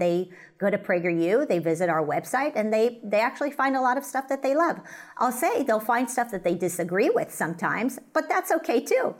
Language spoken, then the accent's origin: English; United States; as an American